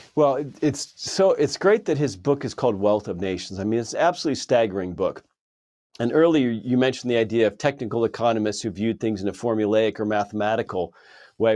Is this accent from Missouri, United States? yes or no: no; California, United States; moved away; I lived in California for many many years, my home state.